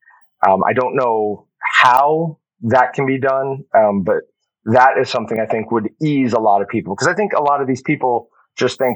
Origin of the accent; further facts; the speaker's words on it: Wichita, Kansas, United States; We're Wichita, Kansas